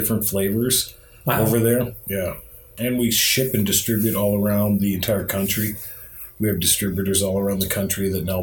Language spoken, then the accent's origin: English; Kirtland, Ohio, United States; I grew up in Kirtland, Ohio, and we had a Dog and Suds drive-in.